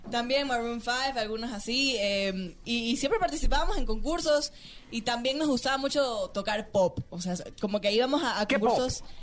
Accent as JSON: {"language": "Spanish", "town": "Guayaquil", "region": "Guayas", "country": "Ecuador", "also_born_or_lived": "Quito", "moved": "as an adult", "said": "tengo 19 años y vengo de Guayaquil, Ecuador."}